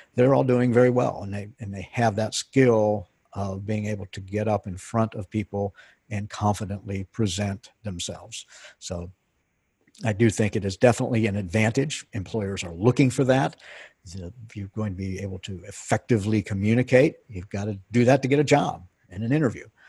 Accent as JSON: {"language": "English", "region": "Pennsylvania", "country": "United States", "tie": "born or raised there", "moved": "as an adult", "said": "I grew up in Pennsylvania"}